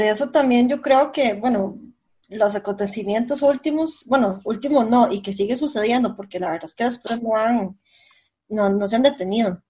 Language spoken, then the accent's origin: Spanish; San José, Costa Rica; Yo, yo soy del centro de San José